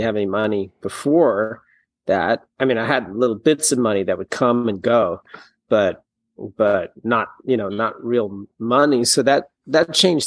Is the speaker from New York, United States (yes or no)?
yes; New York City, New York, United States; I grew up in New York City.